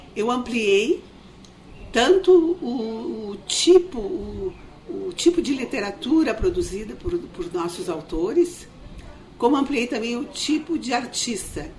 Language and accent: Portuguese; Ijuí, Rio Grande do Sul, Brazil; moved away; lá no interior de onde eu sou, sou de Juí